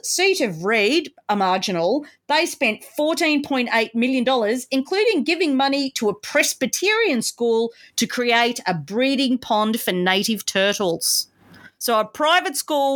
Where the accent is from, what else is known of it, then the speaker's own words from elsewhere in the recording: Australia; also born or lived in Sydney; as an Australian